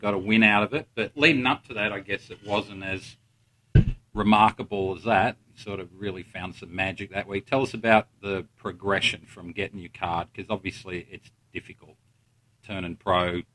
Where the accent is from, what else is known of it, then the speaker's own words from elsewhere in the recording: Melbourne, Victoria, Australia; I grew up in Melbourne